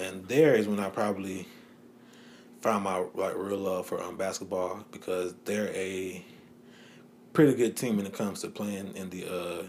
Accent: Durham, North Carolina, United States; So I'm from Durham, North Carolina. Grew up in a Christian household. My dad was a pastor. Mom is a social worker

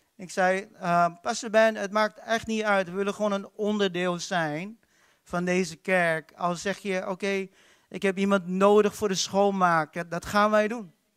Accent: Philippines; now in Netherlands; Ik kom uit de Filipijnen

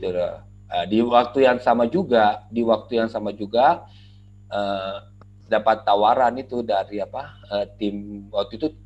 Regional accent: Makassar, South Sulawesi, Indonesia; waktu itu juga saya dari Makassar. Makassar cuma ada

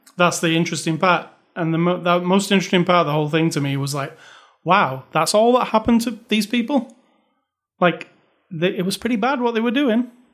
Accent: United Kingdom; moved away; I'm British

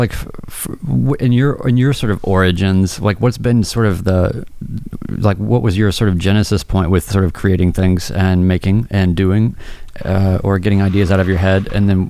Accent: North Carolina, United States; I mean, I'm from North Carolina, but I didn't really understand what Black Mountain was until later in life.

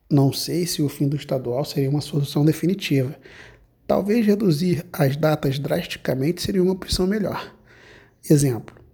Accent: Rio de Janeiro, Brazil; Eu sou do Rio de Janeiro, então me lembro de vários campeonatos cariocas impressionantes principalmente dos anos 80 e 90, onde comecei a acompanhar futebol e entender toda a paixão pelo esporte bretão.

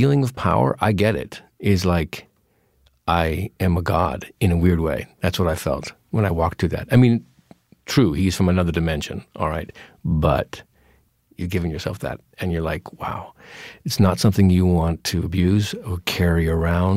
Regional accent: Yakima, Washington, United States; moved away; I grew up in Yakima. It's Eastern Washington

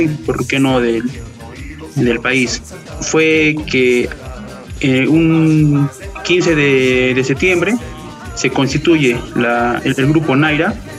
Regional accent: Juli, Puno, Peru; yo también de, de Juli, de la, provincia de Chucuito

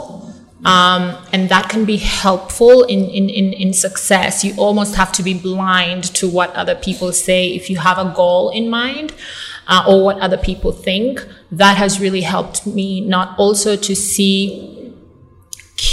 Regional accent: Kampala, Uganda; moved away as an adult; also born or lived in United States; born and raised in Uganda

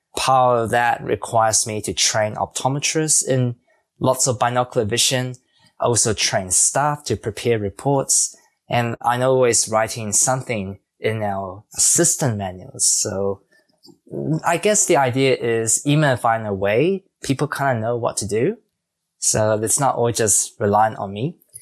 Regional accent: New Zealand; being a Kiwi and also for myself growing up in New Zealand

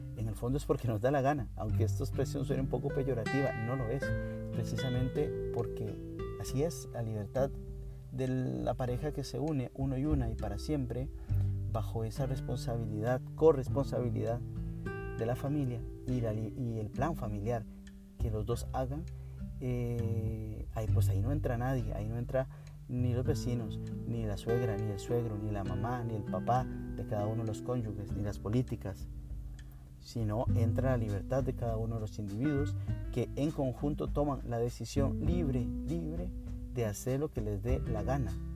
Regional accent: Costa Rica; soy de Costa Rica

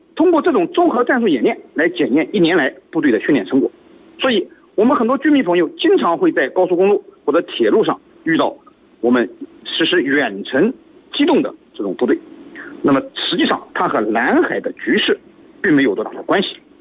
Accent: China; 我们中国人

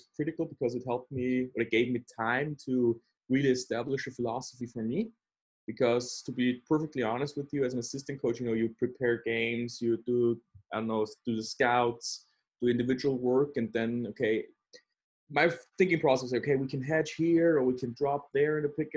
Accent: Austria; also born or lived in Vienna, Austria; I'm from Austria, currently living in Vienna, Austria.

